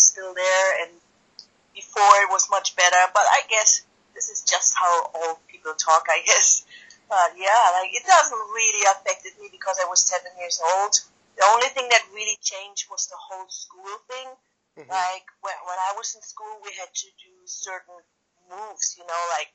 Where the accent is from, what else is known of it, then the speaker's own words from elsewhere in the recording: East Germany, Germany; always in Germany. I don't know if you know a little bit of the history of my country. We had East and West Germany before, and yeah, I was born in East Germany